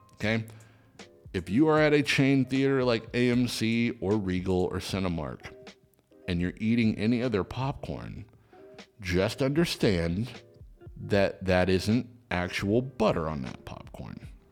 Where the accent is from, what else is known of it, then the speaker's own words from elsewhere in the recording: Seattle, Washington, United States; now in Los Angeles, United States; my hometown of Seattle, Washington